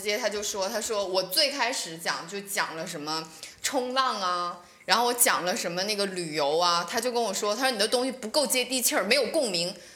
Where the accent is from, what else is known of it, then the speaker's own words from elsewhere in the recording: northern China, China; 作为一个北方人，